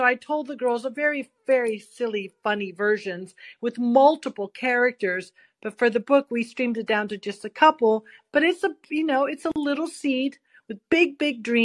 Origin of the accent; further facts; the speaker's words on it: San Francisco, California, United States; now in Capitola, United States; I'm originally born and raised in San Francisco, but I currently live in Capitola out in the Santa Cruz area with my family